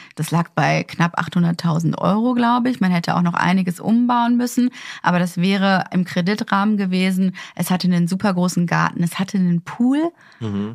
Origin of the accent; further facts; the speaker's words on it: Ruhr area, North Rhine-Westphalia, Germany; now in Berlin, Germany; Ich meine, ich komme aus dem Ruhrgebiet, da ist es ja komplett normal, dass da jeder sein kleines, äh, Einfamilienhaus hat